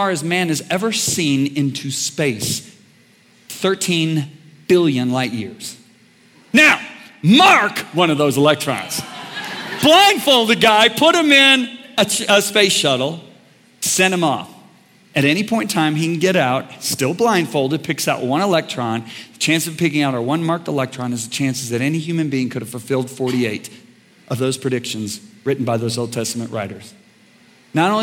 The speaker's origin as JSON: {"language": "English", "town": "White Lake", "region": "Michigan", "country": "United States", "tie": "born or raised there", "said": "I grew up on White Lake, Michigan"}